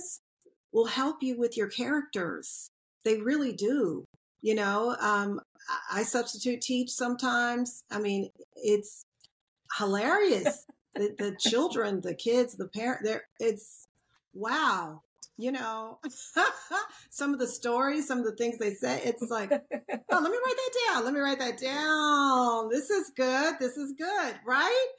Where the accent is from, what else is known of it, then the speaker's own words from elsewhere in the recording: Asheville, North Carolina, United States; growing up in the mountains